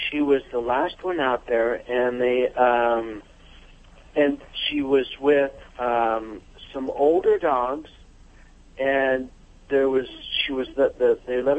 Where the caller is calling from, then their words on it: Santa Maria, California, United States; From Santa Maria, California.